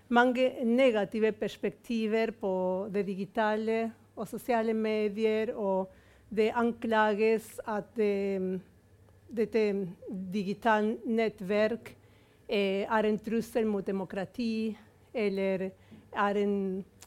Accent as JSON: {"language": "Norwegian", "country": "Argentina", "tie": "born or raised there", "moved": "yes", "lives_now": "Norway", "said": "som argentiner, som ble født under militærdiktatur"}